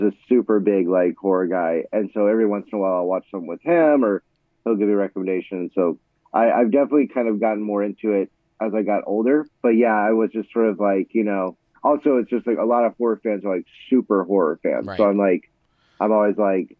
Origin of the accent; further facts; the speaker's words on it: Florida, United States; growing up, I'm from Florida